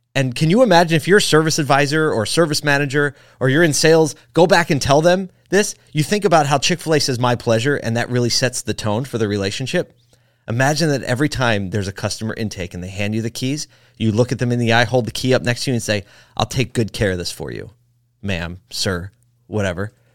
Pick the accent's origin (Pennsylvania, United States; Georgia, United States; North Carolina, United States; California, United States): Pennsylvania, United States; Philadelphia; I'm from Philly.